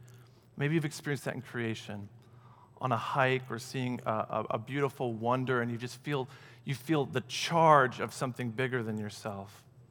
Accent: Michigan, United States; And we're going from Michigan, where I grew up, back to Aurora to plant the church that fall.

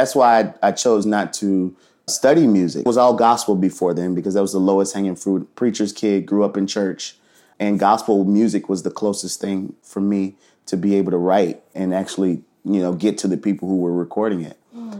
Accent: New Orleans, Louisiana, United States; moved away as an adult; also born or lived in Atlanta / New York / Los Angeles; now in New Orleans, United States; I'm born and raised in New Orleans. Yeah. Left home after high school, had never been back

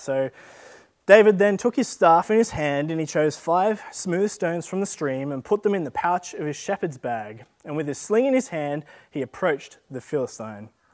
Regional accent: Australia

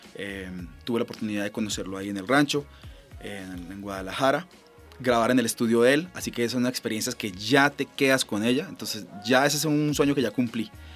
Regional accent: Colombia; como colombianos

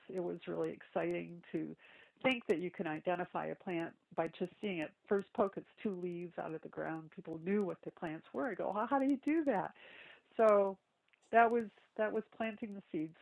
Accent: Lansing, Michigan, United States; moved away as an adult; also born or lived in Princeton, New Jersey; I grew up in a city, from Michigan, in Lansing

